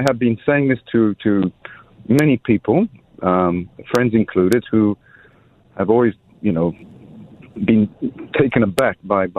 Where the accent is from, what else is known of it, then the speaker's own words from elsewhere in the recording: France; I am French.